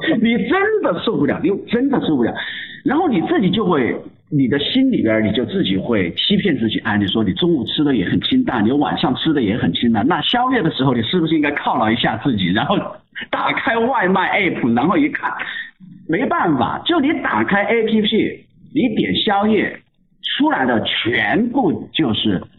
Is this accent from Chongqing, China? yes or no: yes; Chongqing, China; 对于我们重庆人来说，就是这样的一种生活方式是完全、完全习惯了